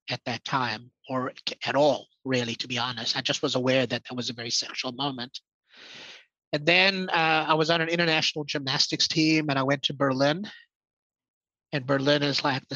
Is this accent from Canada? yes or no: no; South Africa; I was born in South Africa. And so Saffir is an identity for me.